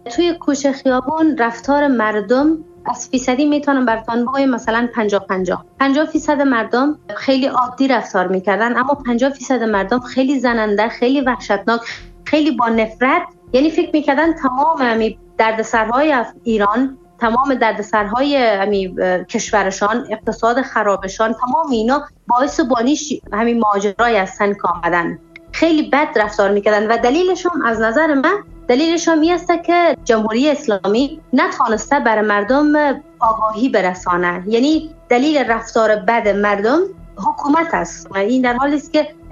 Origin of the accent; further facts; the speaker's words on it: Afghanistan; moved away as an adult; now in Iran; با سر بلند میگفتم من افغانی هستم